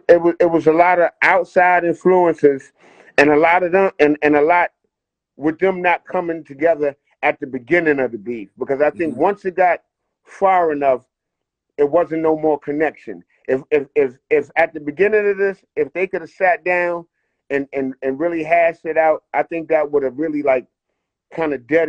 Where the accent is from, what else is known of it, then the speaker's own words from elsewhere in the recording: New York City, New York, United States; also born or lived in New Rochelle, New York; I was born in the Bronx, you know, um, Concourse Village, you know, my people's across the street, Park Avenue